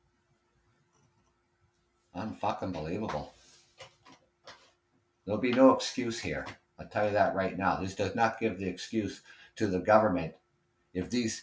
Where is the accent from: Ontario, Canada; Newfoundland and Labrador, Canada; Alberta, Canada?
Ontario, Canada; being Canadian, lived here all my life, obviously, born and raised in Ontario